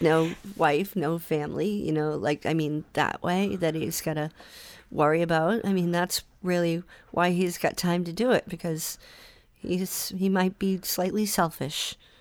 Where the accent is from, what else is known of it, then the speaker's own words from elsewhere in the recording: Salem, Massachusetts, United States; also born or lived in Boston; Salem that morning, and that's my hometown